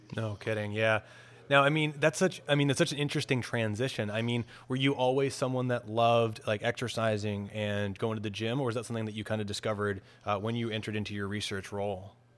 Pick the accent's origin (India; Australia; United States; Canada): Canada; Toronto, Ontario; I'm from Toronto